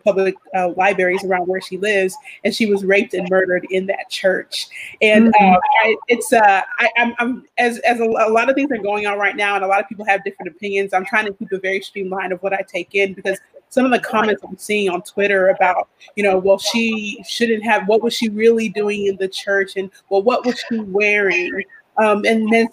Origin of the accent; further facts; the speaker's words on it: Houston, Texas, United States; also born or lived in Nigeria; I was born and raised in Houston, Texas for the majority of my life. And then I lived in Nigeria for 2 years when I was a teenager